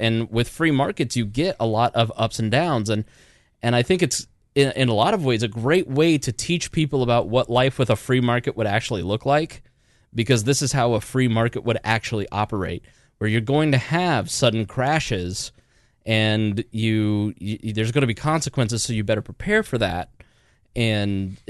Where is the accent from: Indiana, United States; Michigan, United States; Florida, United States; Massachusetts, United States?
Indiana, United States; We're from Indiana.